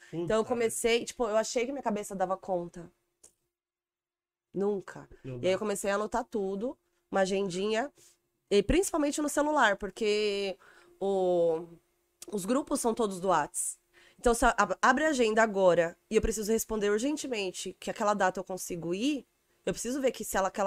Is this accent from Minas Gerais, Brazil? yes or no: no; São Paulo, Brazil; porque eu sou do Jaraguá, não sei andar no centro.